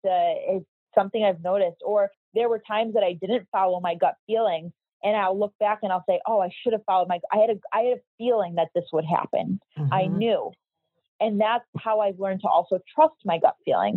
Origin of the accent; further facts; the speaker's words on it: Chicago, Illinois, United States; moved away as an adult; now in Miami Beach, United States; I'm from Chicago